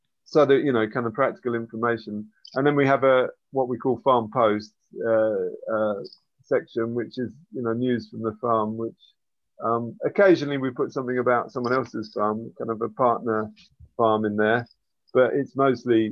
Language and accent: English; England, United Kingdom; now in Zsámbok, Hungary; I was brought up in England